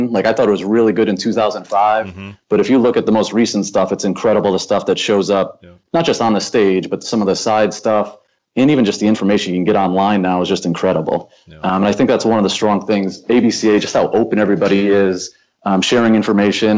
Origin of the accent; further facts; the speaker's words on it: Lincoln, Rhode Island, United States; moved away as an adult; now in Pennsylvania, United States; I grew up in Lincoln, Rhode Island, just north of Providence